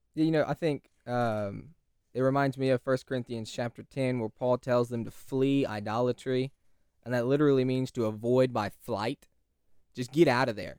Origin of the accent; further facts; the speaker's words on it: California, United States; now in Texas, United States; California is home